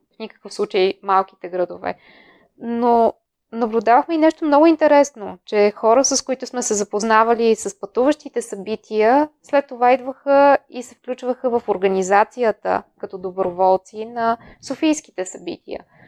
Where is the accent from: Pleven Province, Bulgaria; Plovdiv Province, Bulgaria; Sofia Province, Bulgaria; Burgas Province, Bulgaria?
Plovdiv Province, Bulgaria; Plovdiv; also born or lived in Netherlands; Аз съм родена в Пловдив.